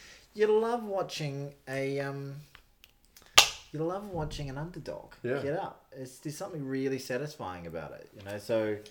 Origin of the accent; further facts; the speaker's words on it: New Zealand; also born or lived in Ireland; as an Irish New Zealander